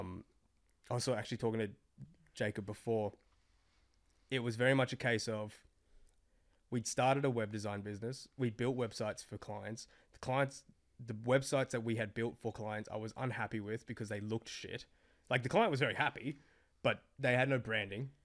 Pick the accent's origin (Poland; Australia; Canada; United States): Australia; I'm this Australian Asian dude